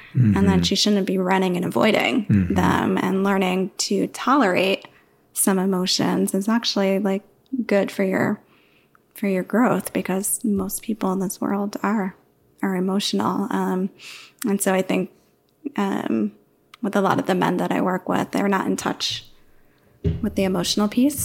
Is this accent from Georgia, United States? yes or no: no; New York, United States; moved away; I was born and raised in New York